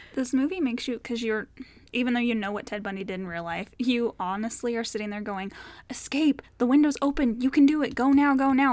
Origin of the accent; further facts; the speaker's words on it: Colorado, United States; We're from Colorado